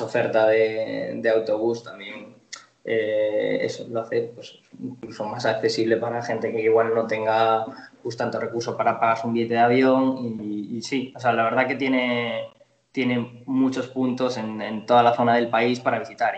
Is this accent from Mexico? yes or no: no; Spain; moved away as an adult; now in Buenos Aires, Argentina; como nosotros que venimos de España